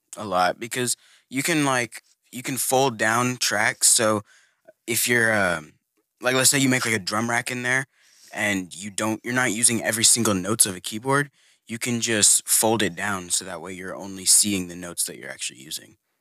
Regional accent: Houston, Texas, United States; I'm from the Houston area

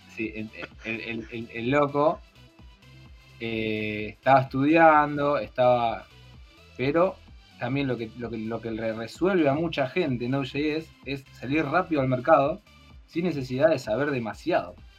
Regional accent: Garín, Buenos Aires Province, Argentina; now in Pilar, Argentina; soy de Garín, ahora estoy viviendo en Pilar.

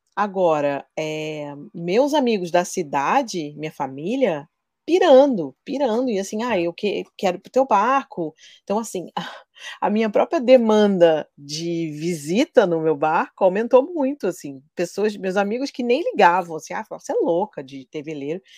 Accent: Rio de Janeiro, Brazil; moved away as an adult; also born or lived in São Paulo / Angra dos Reis; sou carioca, apesar de nos últimos 11 anos eu ter morado em São Paulo

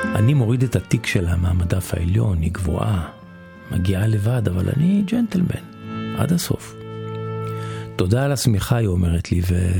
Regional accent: Israel; אני מישראל

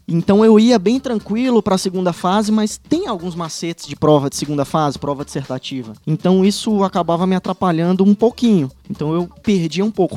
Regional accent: Fortaleza, Ceará, Brazil; moved away as an adult; also born or lived in Teresina; now in Paraná, Brazil; sou de Fortaleza

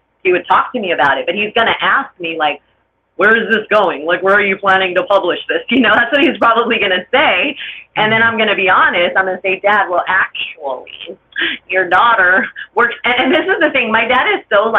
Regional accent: Los Angeles, California, United States; I grew up in LA in HP, a very gang infested neighborhood.

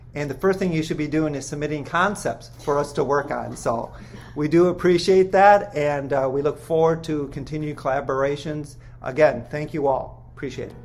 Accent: Minnesota, United States; I'm from Minnesota

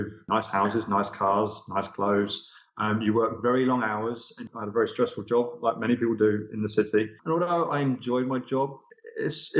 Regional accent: Essex, just outside Southend-on-Sea, East of England, United Kingdom; accent: home counties Essex accent; moved away as an adult; also born or lived in Aylesbury; now in Cascais, Portugal; I come originally from Essex, just outside Southend-on-Sea

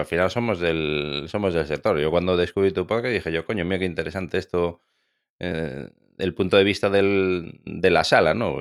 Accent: Galicia, Spain

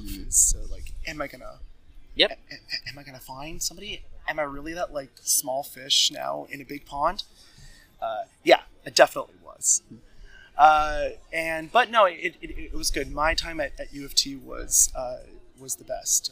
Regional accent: Bridgewater, Nova Scotia, Canada; moved away as an adult; now in Toronto, Canada; I was born and raised in Bridgewater, Nova Scotia, and my childhood was spent exploring and doing everything South Shore related

